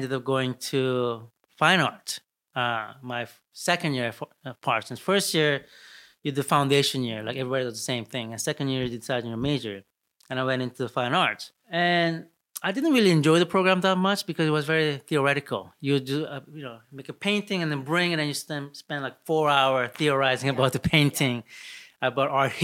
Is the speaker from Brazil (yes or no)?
yes; Brazil; also born or lived in Seoul, Korea; now in New York, United States; I grew up in Brazil